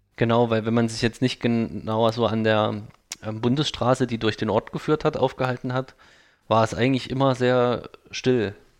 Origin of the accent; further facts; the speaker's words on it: Thuringian Forest, Germany; ich komme aus dem Thüringer Wald